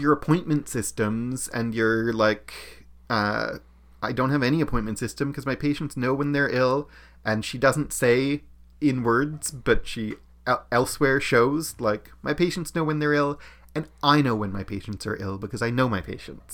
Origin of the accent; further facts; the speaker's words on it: Canada; as a Canadian